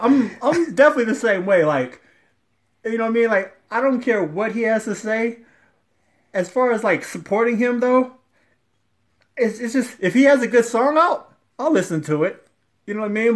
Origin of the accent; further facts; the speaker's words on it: Ohio, United States; I'm from Ohio